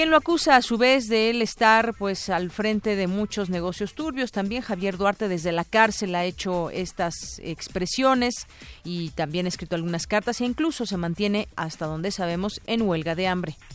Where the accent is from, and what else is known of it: Mexico